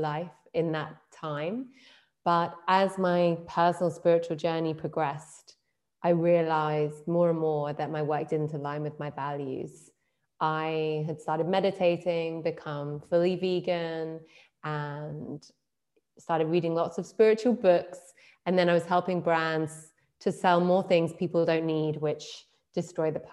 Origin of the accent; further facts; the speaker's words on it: London, United Kingdom; moved away as an adult; also born or lived in Berlin; I'm from London